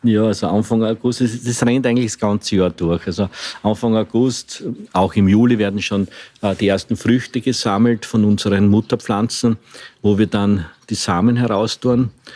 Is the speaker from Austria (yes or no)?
yes; Eastern Austria, Austria; bei uns im Osten, also sprich äh, Niederösterreich, Burgenland, auch in Wien, hat man nie, nie Tomaten gesagt, sondern immer Paradeiser